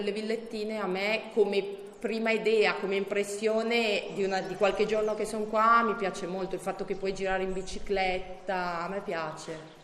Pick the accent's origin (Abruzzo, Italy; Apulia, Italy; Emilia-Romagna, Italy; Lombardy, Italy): Lombardy, Italy; Milan; moved away as an adult; now in Campolongo Maggiore, Italy; io vengo da una città che è più grande, che è Milano